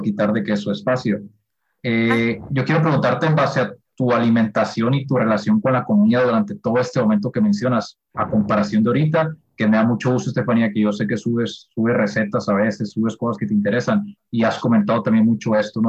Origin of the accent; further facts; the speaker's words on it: Sonora, Mexico; somos de la misma ciudad, ¿no? Somos acá de Sonora